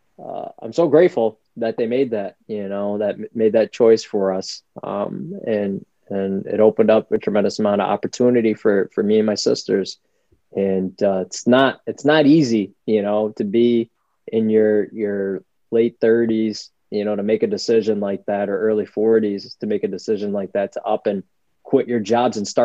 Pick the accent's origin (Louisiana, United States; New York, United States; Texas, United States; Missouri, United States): New York, United States; New York City; now in Rochester, United States; I grew up in the South Bronx